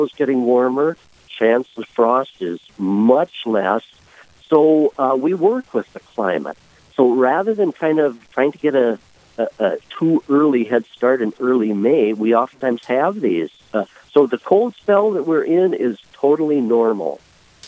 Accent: Lisbon, North Dakota, United States; I was born and raised in Lisbon, North Dakota, about 75 miles south and west of Fargo

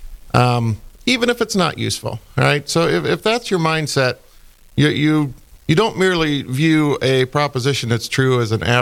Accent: Ohio, United States; moved away as an adult; now in Fargo, United States; I'm originally from Ohio

